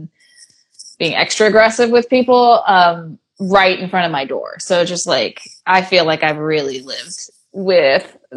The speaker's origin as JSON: {"language": "English", "town": "Santa Cruz", "region": "California", "country": "United States", "tie": "born or raised there", "also_born_or_lived": "Oakland / New York", "lives_now": "Los Angeles, United States", "said": "I grew up in California, in like the most West Coast California place you could think of, Santa Cruz, Surf City"}